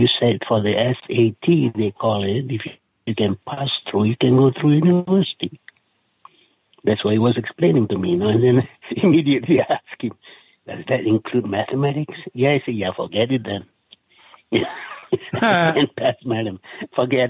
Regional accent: East Coast, Malaysia; But anyway, I was raised in the East Coast after that and became involved in the Muslim side of life, you know.

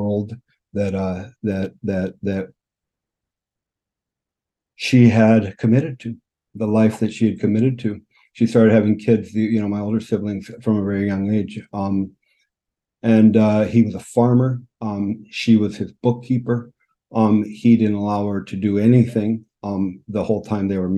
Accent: California, United States; moved away as an adult; also born or lived in Phoenix, Arizona; now in Vancouver, Canada; I grew up in California. Spent most of my life in California, and moved to British Columbia in Vancouver in 2009

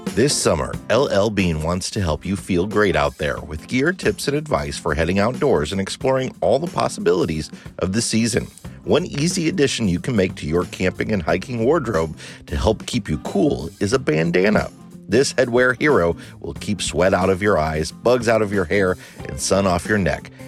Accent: Midwest, United States; moved away as an adult; we thought we grew up in the Midwest

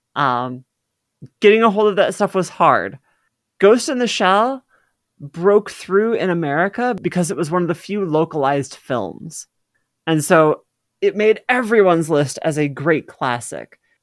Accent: Midwest, United States; I grew up in the Midwest

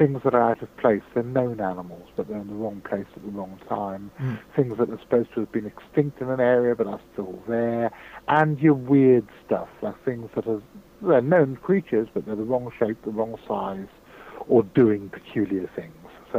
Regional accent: Hong Kong; also born or lived in United Kingdom; I was born in Britain, brought up in Hong Kong in the 1960s. I'm nearly 50 years old.

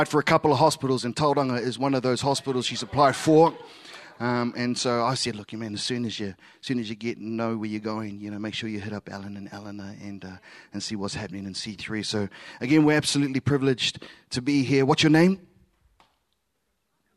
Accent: Samoa; first language Samoan; English is a second language; in my mother tongue, I'm Samoan.

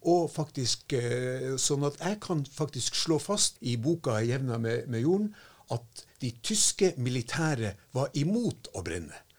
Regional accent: Finnmark, Norway; now in Tromsø, Norway; jeg har faktisk vokst opp med en løgn selv om jeg kommer fra Finnmark.

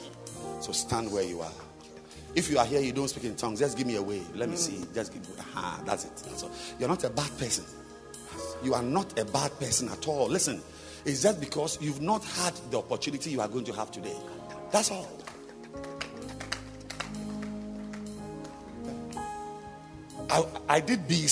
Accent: Ghana; first language Fante; English is a second language; I am a Fanteño

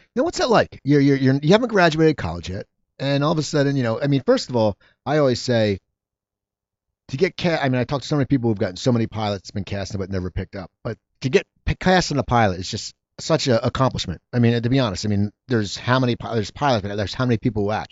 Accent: near Philadelphia, Pennsylvania, United States; moved away as an adult; also born or lived in New Jersey; now in Los Angeles, United States; I grew up near Philadelphia

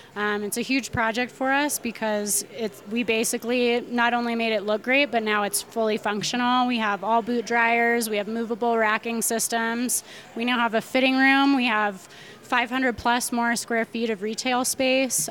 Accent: Nederland, Colorado, United States; My hometown is Nederland, Colorado

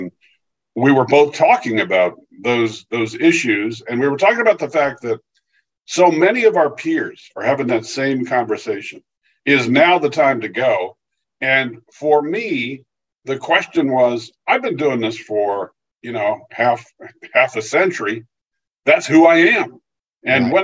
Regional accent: California, United States; moved away as an adult; also born or lived in Pennsylvania; I grew up in California, but made a move to the East Coast, worked at the Philadelphia Inquirer.

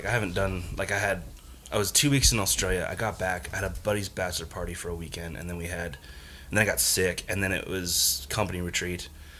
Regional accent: Bay Area, California, United States; I grew up in the Bay Area

